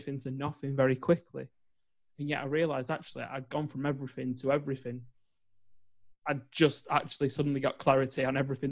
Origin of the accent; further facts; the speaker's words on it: England, United Kingdom; growing up in England